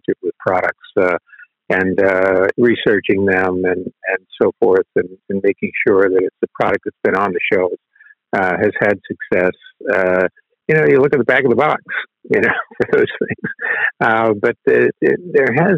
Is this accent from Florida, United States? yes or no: yes; Tampa, Florida, United States; growing up in Tampa, Florida